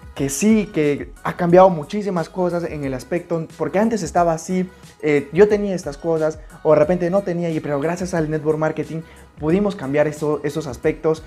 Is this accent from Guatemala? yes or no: no; Puerto Maldonado, Madre de Dios, Peru; Yo soy de Puerto Maldonado, nací en la selva peruana